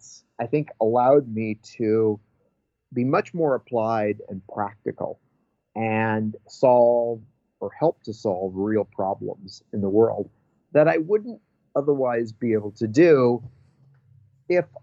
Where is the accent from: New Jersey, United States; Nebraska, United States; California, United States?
Nebraska, United States; now in Berkeley, United States; growing up in Nebraska in the 70s and early 80s was not necessarily easy